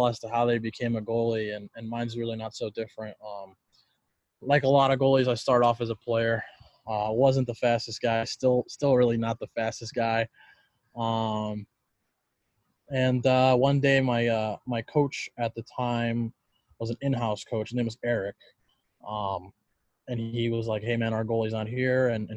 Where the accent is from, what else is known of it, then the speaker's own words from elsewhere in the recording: California, United States; moved away as an adult; growing up a Cali kid, didn't really have a whole lot of ice